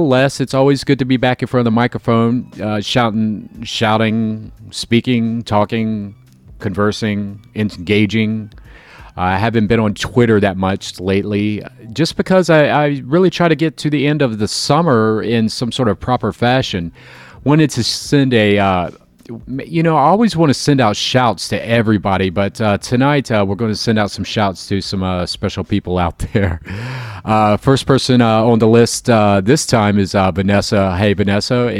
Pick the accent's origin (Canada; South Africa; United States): United States; Jacksonville, Florida; also born or lived in Chicago; I'm on the top of the Independent Life Building. It's that weird-looking building in the center of downtown Jacksonville.